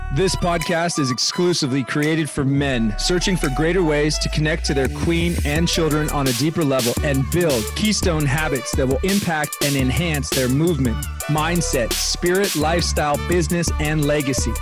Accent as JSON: {"language": "English", "region": "Hawaii", "country": "United States", "tie": "born or raised there", "said": "I grew up in Hawaii"}